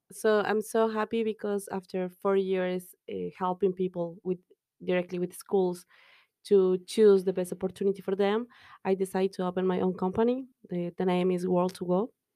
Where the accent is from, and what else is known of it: Mexico; English is a second language; moved away as an adult; now in Dublin, Ireland